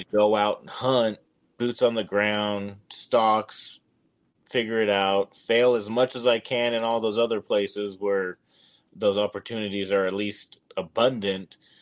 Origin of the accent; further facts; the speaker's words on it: Nevada, United States; my home state of Nevada